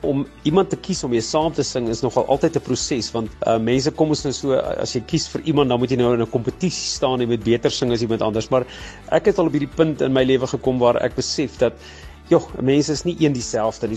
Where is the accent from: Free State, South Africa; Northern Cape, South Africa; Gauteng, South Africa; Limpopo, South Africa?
Limpopo, South Africa; Bela-Bela; ek het nog in Warmbad groot geword en bly lekker in die Bosveld.